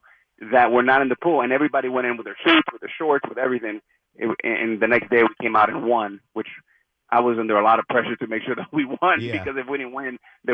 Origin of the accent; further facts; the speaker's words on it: Miami, Florida, United States; growing up in Miami